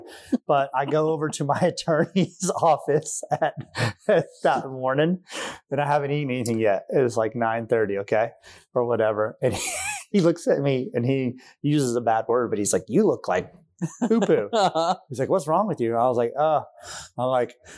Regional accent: Hilton Head Island, South Carolina, United States; I grew up in Sea Pines on Hilton Head

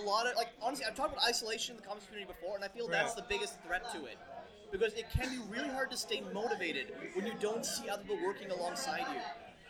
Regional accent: Windsor, Ontario, Canada; now in Toronto, Canada; when I was growing up in Windsor

